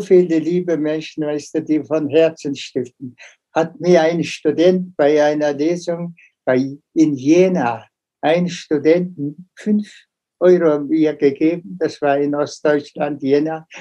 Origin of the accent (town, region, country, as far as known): Mongolia